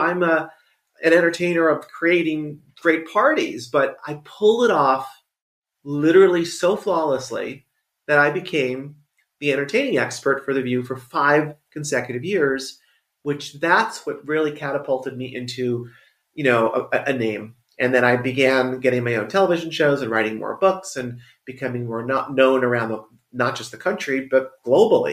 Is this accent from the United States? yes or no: yes; New York, United States; moved away as an adult; now in Los Angeles, United States; I am a New Yorker. I've lived my whole life in New York